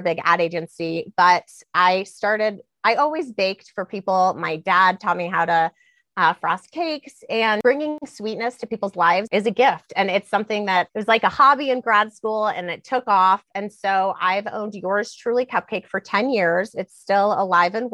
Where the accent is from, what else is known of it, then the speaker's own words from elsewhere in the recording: Denver, Colorado, United States; also born or lived in Cheyenne, Wyoming / Washington, D.C.; I was born in Cheyenne, Wyoming. I grew up in Denver, Colorado